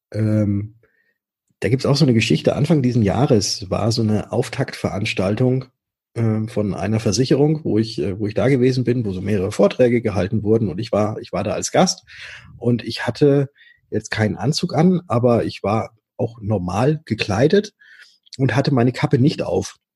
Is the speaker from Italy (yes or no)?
no; Würzburg, Bavaria, Germany; also born or lived in Stuttgart; Ich komme aus Würzburg, aber war in Stuttgart und habe dort Fahrzeug- und Motorentechnik studiert.